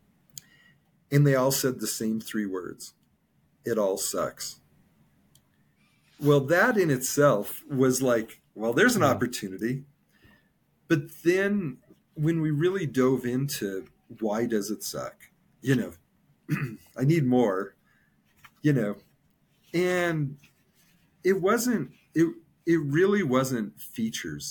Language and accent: English; Colorado, United States; moved away; also born or lived in California; I was from Colorado. I lived in California for 19 years.